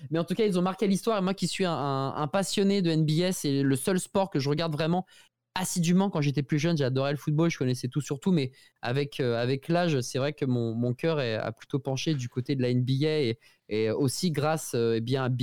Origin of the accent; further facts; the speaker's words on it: Portugal; first language Portuguese; French is a second language; Je suis portugais